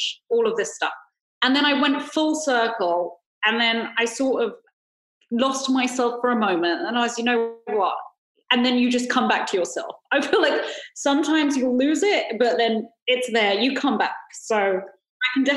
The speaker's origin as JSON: {"language": "English", "region": "London", "country": "United Kingdom", "moved": "as an adult", "lives_now": "Los Angeles, United States", "said": "I came from East London, Hackney, and ended up moving to LA into Hollywood"}